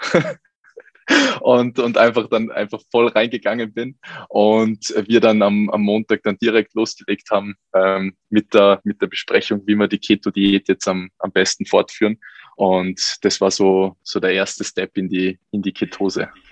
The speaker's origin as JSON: {"language": "German", "region": "Salzburg", "country": "Austria", "said": "Ich komme aus Salzburg."}